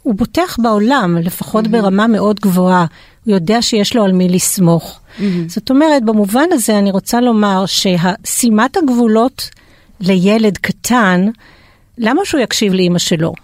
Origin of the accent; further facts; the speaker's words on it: France; now in Israel; אני גם צרפתייה, אז אה, מאמה